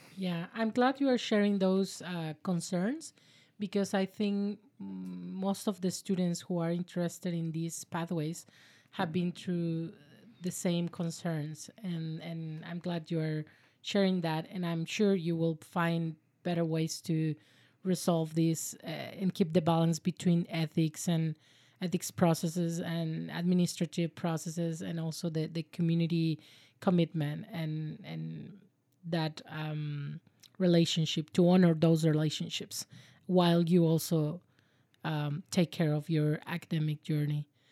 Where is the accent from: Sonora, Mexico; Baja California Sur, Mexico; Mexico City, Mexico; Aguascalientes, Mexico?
Baja California Sur, Mexico; La Paz; now in Victoria, Canada; we are both from La Paz, Mexico.